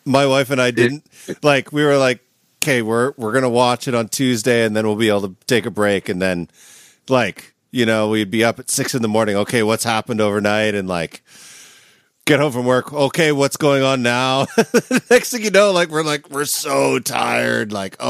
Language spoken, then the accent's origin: English; Canada; now in United States; For me as a Canadian